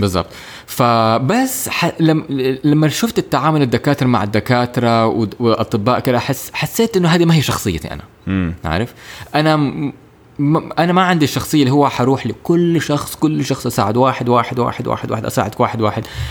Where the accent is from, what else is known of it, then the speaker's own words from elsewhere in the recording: Jeddah, Makkah Province, Saudi Arabia; also born or lived in Cairo, Egypt / United Kingdom; انا تخرجت من مدرسه دار الفكر في هنا في جده